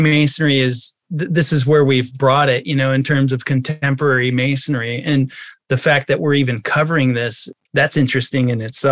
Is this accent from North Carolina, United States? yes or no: no; Los Angeles, California, United States; growing up in Hollywood as a young boy